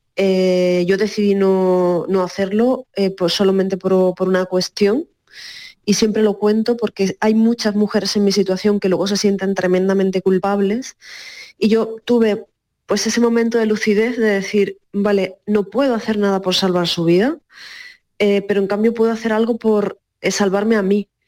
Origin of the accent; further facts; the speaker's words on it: Cádiz, Andalusia, Spain; moved away; yo además soy de Cádiz